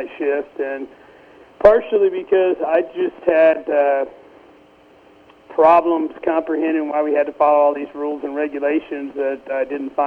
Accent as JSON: {"language": "English", "region": "central Missouri", "country": "United States", "tie": "born or raised there", "also_born_or_lived": "Columbia, Missouri", "said": "I was born in Columbia, Missouri, when my dad was a master's student at the University of Missouri, Columbia. There we moved to central Missouri and spent most of my life in central Missouri"}